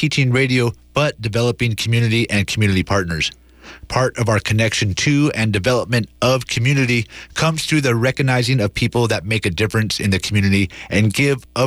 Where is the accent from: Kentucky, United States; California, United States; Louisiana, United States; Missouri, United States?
California, United States; Antioch; Antioch, which is my hometown